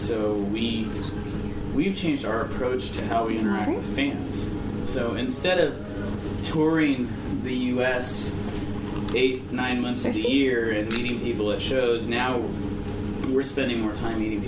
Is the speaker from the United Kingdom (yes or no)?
no; Land O'Lakes, Florida, United States; moved away as an adult; also born or lived in Los Angeles; now in Tampa, United States; We live in Tampa, but we grew up in Land O'Lakes